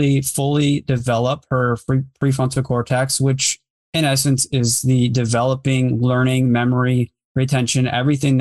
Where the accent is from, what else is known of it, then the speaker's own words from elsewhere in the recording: Grand Rapids, Michigan, United States; I've grown up here my whole life